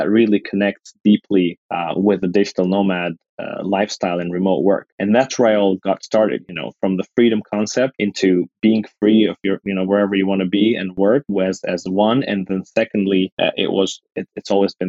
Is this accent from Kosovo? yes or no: yes; Kosovo; now in United States; I'm originally from Kosovo